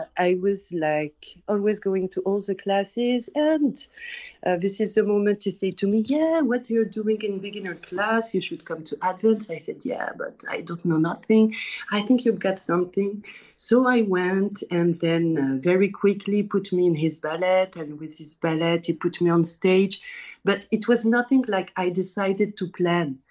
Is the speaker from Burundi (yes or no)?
no; France; also born or lived in Paris; I was born in France, but we always travel to Tunisia because we have all our family there each year